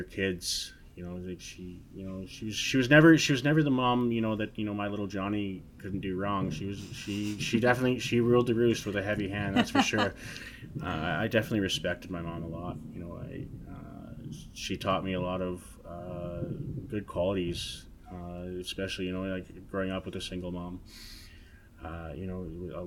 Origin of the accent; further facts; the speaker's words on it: Nanaimo, British Columbia, Canada; growing up in Nanaimo